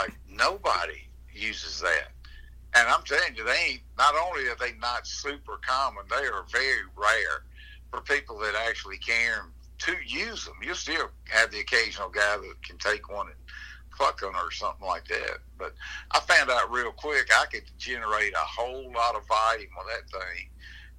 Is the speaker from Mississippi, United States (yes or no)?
yes; Natchez, Mississippi, United States; I'm from Natchez, Mississippi